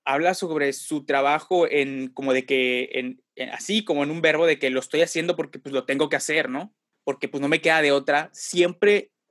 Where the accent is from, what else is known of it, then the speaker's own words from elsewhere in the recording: Tampico, Tamaulipas, Mexico; moved away as an adult; Me fui de Tampico a la Ciudad de México, güey, por situaciones adversas, no para estudiar ni nada, güey.